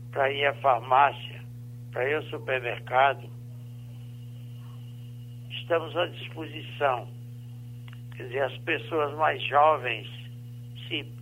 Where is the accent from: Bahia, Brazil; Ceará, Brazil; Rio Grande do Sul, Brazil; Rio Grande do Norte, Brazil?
Rio Grande do Norte, Brazil; Currais Novos; Sou de Currais Novos, se nasci no município de Currais Novos, 25 anos, no sítio Santa Rita.